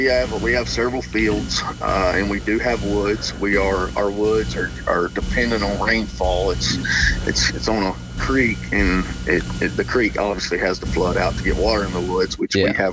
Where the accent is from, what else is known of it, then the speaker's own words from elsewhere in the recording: Nashville, Tennessee, United States; Nashville's my kind of my hometown